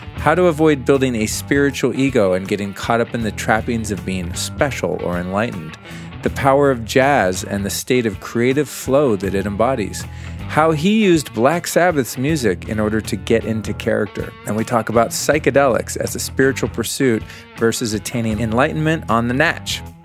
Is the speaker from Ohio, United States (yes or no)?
no; Aspen, Colorado, United States; my hometown, the town in which I was conceived many moons ago